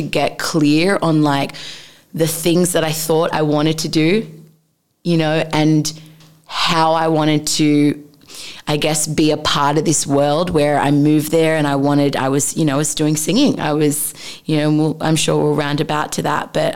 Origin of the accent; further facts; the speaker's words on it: Sydney, New South Wales, Australia; moved away as an adult; also born or lived in Los Angeles / Bali; I grew up in Sydney, Australia. That's hometown.